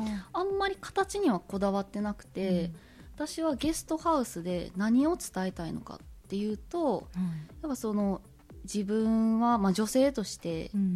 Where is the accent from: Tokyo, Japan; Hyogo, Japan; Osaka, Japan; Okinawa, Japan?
Osaka, Japan; Kaizuka; moved away as an adult; now in Kozagawa, Japan; 私は大阪生まれ大阪育ちで7年前に和歌山県に移住してるんですが